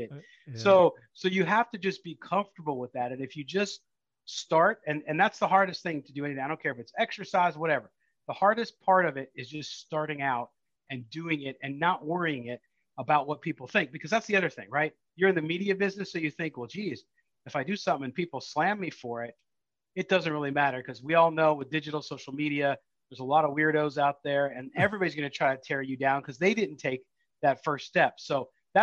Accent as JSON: {"language": "English", "town": "San Diego", "region": "California", "country": "United States", "tie": "born or raised there", "moved": "as an adult", "lives_now": "Las Vegas, United States", "said": "I grew up in San Diego"}